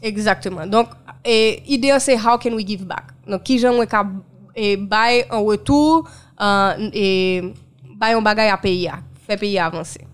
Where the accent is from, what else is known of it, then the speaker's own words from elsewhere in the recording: Haiti; en tant que haïtienne